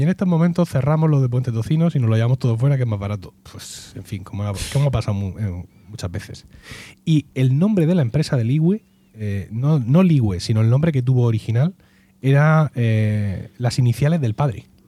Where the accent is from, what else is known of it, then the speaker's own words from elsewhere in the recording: Region of Murcia, Spain; si soy murciano